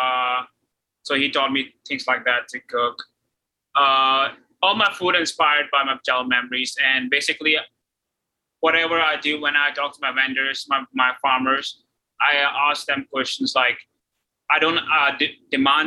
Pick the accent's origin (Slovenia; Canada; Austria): Austria; moved away; also born or lived in United Kingdom; I grew up in Austria